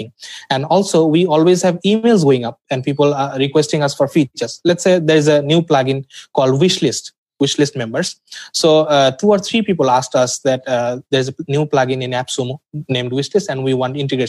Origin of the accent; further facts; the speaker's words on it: Dhaka, Dhaka Division, Bangladesh; I'm from Dhaka, Bangladesh